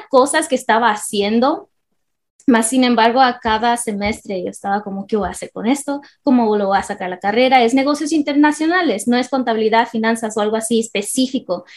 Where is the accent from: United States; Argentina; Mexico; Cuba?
United States; California; nací crecí en California toda mi vida